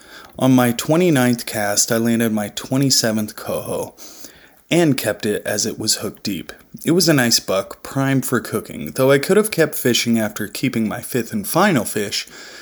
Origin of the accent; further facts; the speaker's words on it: Pacific Northwest, United States; I used to think the same thing growing up in the Pacific Northwest, home to what I thought was the best salmon and steelhead fishing around.